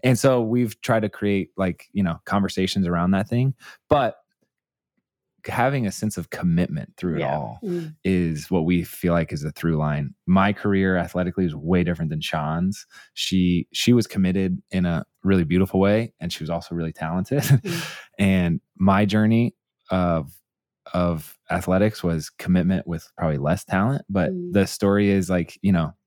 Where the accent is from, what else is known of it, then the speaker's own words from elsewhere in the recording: Indianapolis, Indiana, United States; I grew up in Indianapolis